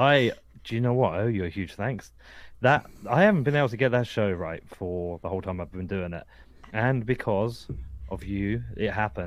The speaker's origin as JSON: {"language": "English", "town": "Bedford", "region": "East of England", "country": "United Kingdom", "said": "I'm from Bedford, but I'm in Chicago right now."}